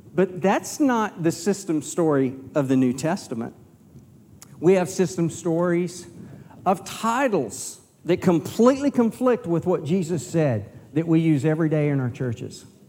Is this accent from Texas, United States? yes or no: yes; Texas, United States; I'm from Texas